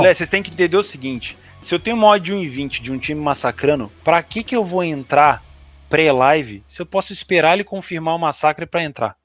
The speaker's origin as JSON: {"language": "Portuguese", "region": "Rio de Janeiro", "country": "Brazil", "said": "eu sou, eu sou carioca"}